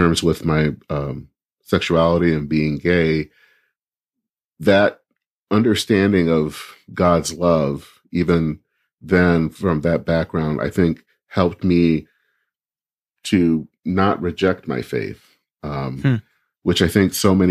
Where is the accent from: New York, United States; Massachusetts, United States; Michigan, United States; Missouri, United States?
Michigan, United States; Flint; now in Minneapolis, United States; I grew up in a town that it seems like everyone knows, Flint, Michigan